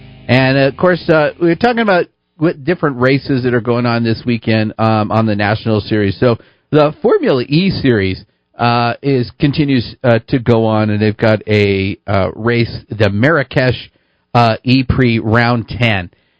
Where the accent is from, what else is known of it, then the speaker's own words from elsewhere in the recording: Albuquerque, New Mexico, United States; growing up in Albuquerque and the Unzers and everything